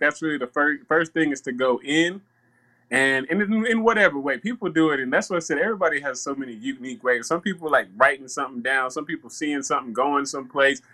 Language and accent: English; the South, United States; I grew up in the South